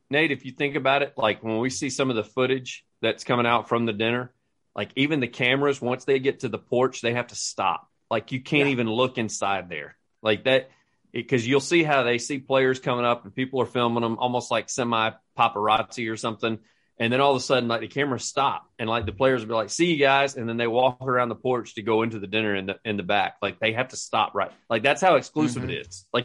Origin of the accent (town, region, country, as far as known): Alabama, United States